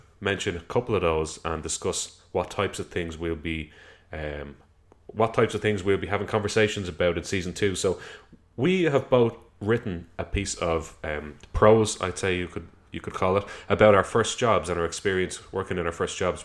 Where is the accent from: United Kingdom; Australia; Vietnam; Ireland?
Ireland; Dublin, Leinster; we came from South County Dublin